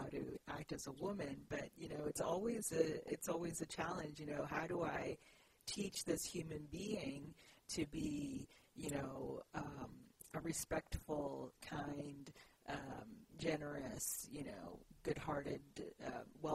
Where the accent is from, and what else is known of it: Canada; born or raised there; moved away as an adult; also born or lived in Guyana / Baltimore, United States / Brazil